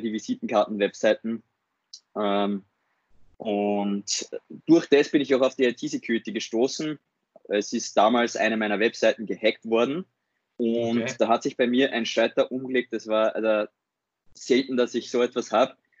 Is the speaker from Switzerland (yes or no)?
no; Upper Austria, Austria; moved away as an adult; now in Vienna, Austria; bin ursprünglich aus Oberösterreich, jetzt seit dem Studium in Wien